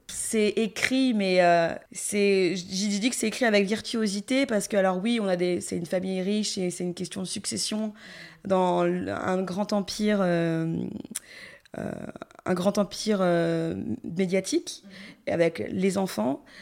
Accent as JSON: {"language": "French", "country": "Gabon", "tie": "born or raised there", "said": "en tant que gabonaise qui a entendu depuis l'enfance toutes les histoires terribles qu'on avait euh, autour de Mami Wata"}